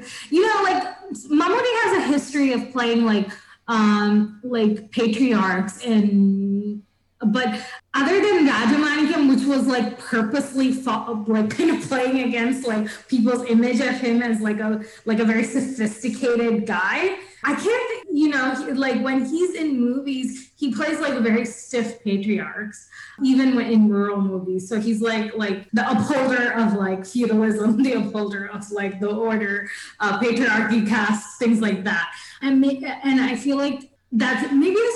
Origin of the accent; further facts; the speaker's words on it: Thiruvananthapuram, Kerala, India; accent: Trivandrum; because I'm from Trivandrum, people have like used that accent with me